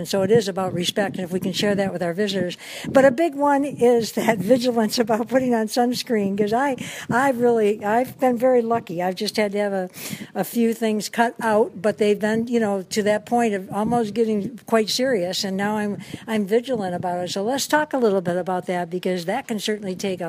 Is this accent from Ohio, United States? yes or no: no; Michigan, United States; now in Hawaii, United States; I'm from the Midwest, Michigan.